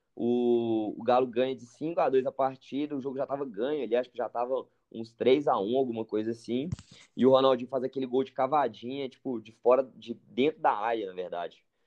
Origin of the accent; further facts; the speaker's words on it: Pará, Brazil; moved away; also born or lived in Belo Horizonte, Minas Gerais; meu pai e minha mãe trabalhavam, velho, lá no Pará desde que eu nasci